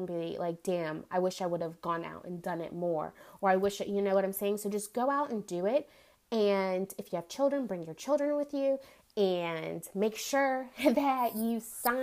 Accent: United States; I, as an American citizen

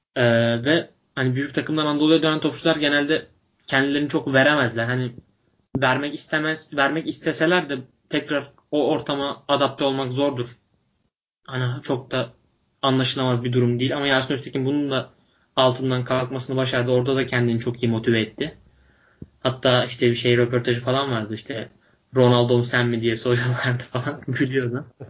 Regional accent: Bursa, Turkey; biz ikimiz de Bursalıyız.

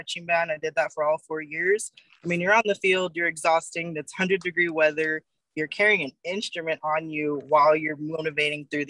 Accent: Fontana, California, United States; growing up in Fontana, my grandmother and my grandfather actually built a house there when I was 4 years old. So I spent all of my high school, junior high, elementary, was around Fontana, San Bernardino, Riverside

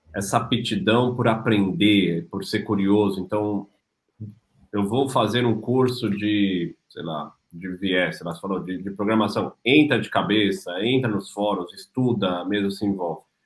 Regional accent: São Paulo, Brazil; now in Cascais, Portugal; cresci em São Paulo

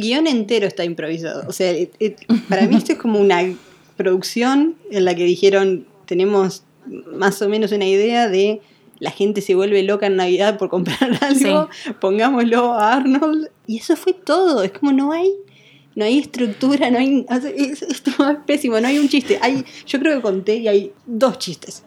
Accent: Rosario, Santa Fe, Argentina; also born or lived in Córdoba, Argentina; now in United States; yo soy rosarina y pasé siete años en Córdoba

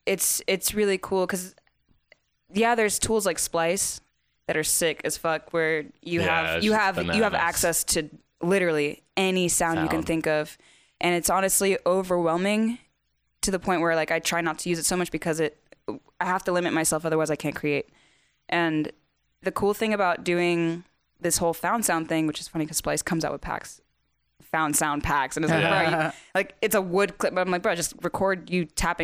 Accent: the South, United States; I'm from the south

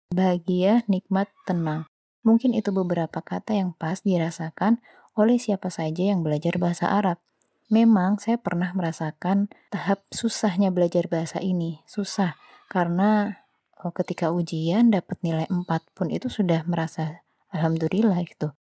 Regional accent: Java, Indonesia; Saya pernah merasakan belajar bahasa Jawa di pelajaran sekolah, tentu karena saya orang Jawa.

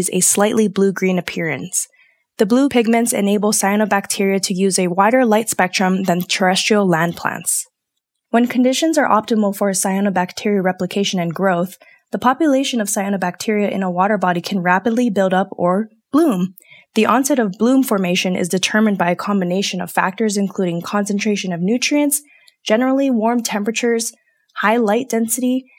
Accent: Hawaii, United States; now in Colorado, United States; as someone who was born and raised in Hawaii

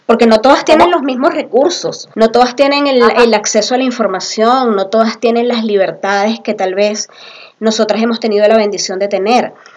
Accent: Venezuela; moved away as an adult; now in Peru; yo tengo un poco más de tres años en el Perú, ambas somos venezolanas

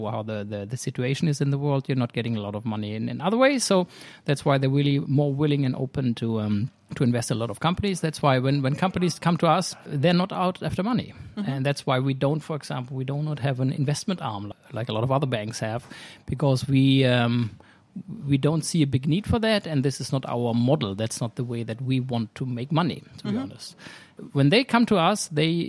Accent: Germany; moved away as an adult; now in Sweden; I'm originally from Germany

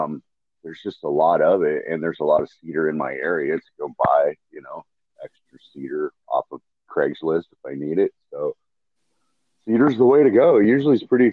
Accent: Missoula, Montana, United States; moved away as an adult; also born or lived in Seattle, Washington / Bend, Oregon; I was born in Missoula, Montana. So it's kind of a liberal bastion in Montana. Mm-hmm. And we just grew up running around fishing and just doing normal stuff that Montana kids

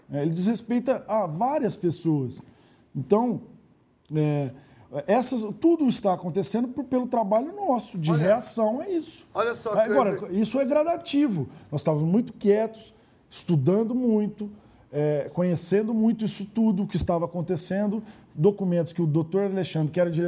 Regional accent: Ribeirão Preto, São Paulo, Brazil; Eu nasci na Vila Tibério, fui criado na Vila Tibério.

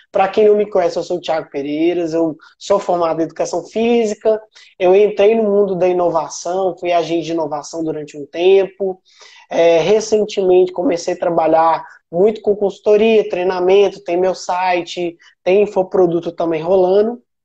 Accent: Sete Lagoas, Minas Gerais, Brazil; also born or lived in São Paulo / Viçosa; eu sou mineiro, eu sou mineiro de Sete Lagoas

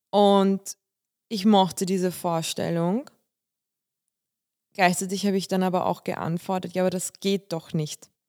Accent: Bulgaria; now in Germany; also ich komme ja aus Bulgarien und wir, wir sind orthodox und wir feiern auch Weihnachten.

